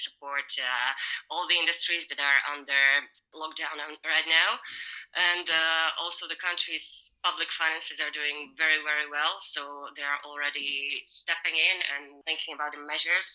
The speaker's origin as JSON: {"language": "English", "country": "Slovakia", "moved": "as an adult", "lives_now": "Netherlands", "said": "I'm originally from Slovakia, but I've been living in the Netherlands for the past 8 years and a half. I came here to study"}